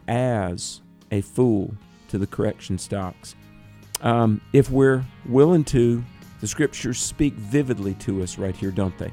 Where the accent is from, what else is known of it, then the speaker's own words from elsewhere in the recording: the South, United States; I'm from the South